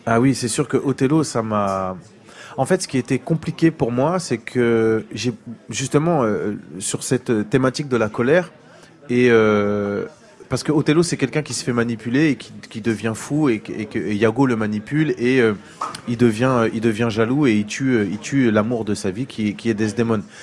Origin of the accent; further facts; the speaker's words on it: France; j'ai grandi en France avec ma mère et mes tantes et tout ça et du coup l'Afrique je l'ai connue à 20 ans